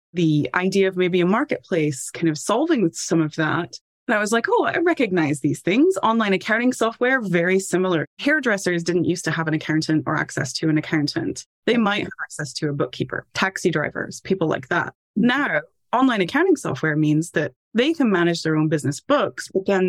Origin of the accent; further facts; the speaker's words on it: Tennessee, United States; moved away as an adult; now in United Kingdom; Background is I'm from Tennessee originally, and I did my bachelor's degree at a university that had a great study abroad, ended up in Scotland studying abroad.